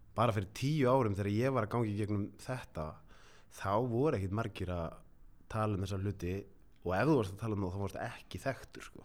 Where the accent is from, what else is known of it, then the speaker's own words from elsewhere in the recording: Reykjavík, Capital Region, Iceland; ólst upp á Grettiskutunni fyrst ah. þannig að það var bara í miðbænum